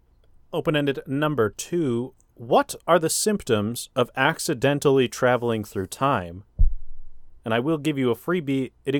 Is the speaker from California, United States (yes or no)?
yes; Los Angeles, California, United States; I'm from Los Angeles, California.